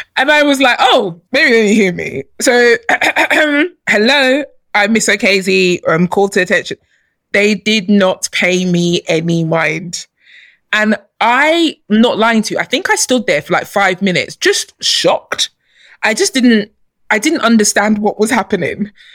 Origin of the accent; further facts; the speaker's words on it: London, United Kingdom; also born or lived in Nigeria; I grew up in London. I was born in Nigeria, but I came here as a baby, and I, I you know, I grew up here